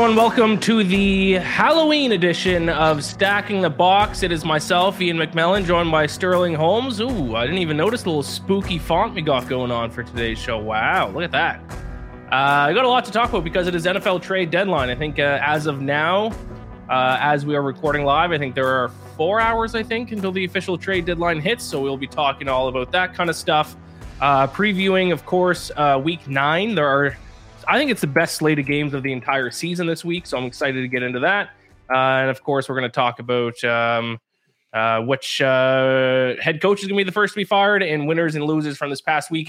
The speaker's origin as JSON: {"language": "English", "country": "Canada", "said": "I'm Canadian"}